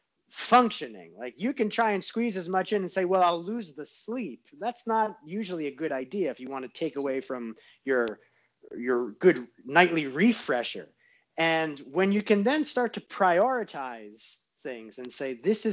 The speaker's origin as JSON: {"language": "English", "region": "New York", "country": "United States", "moved": "yes", "lives_now": "Southern California, United States", "said": "I'm from New York, so it's like you never pump on the brakes. So it's that New Yorker is still in me, even out in Southern California"}